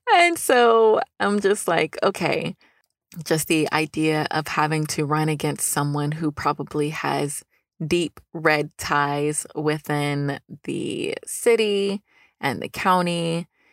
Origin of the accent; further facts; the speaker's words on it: Newnan, Georgia, United States; This is a city-funded organization in my hometown of Noonan, Georgia